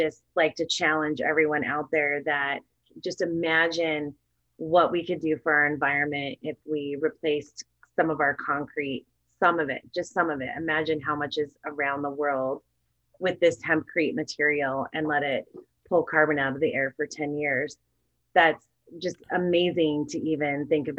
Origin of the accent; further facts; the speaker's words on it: Wyoming, United States; I definitely come from more of the livestock background growing up in Wyoming.